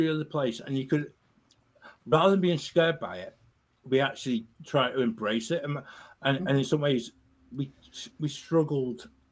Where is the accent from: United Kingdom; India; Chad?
United Kingdom; as British people